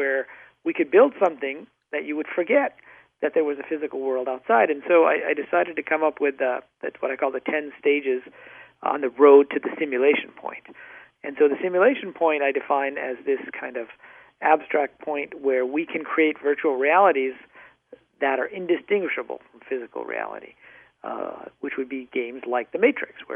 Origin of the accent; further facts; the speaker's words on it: Michigan, United States; also born or lived in Pakistan / North Dakota; I grew up mostly in the Midwest, in Michigan and, of all places, North Dakota